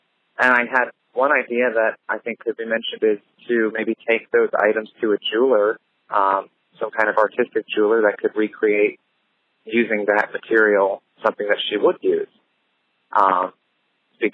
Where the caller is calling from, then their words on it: Dayton, Ohio, United States; I'm from the Dayton, Ohio area.